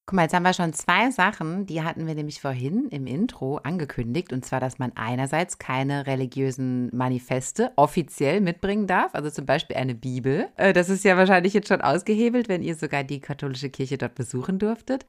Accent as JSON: {"language": "German", "country": "Germany", "said": "bei uns in Deutschland"}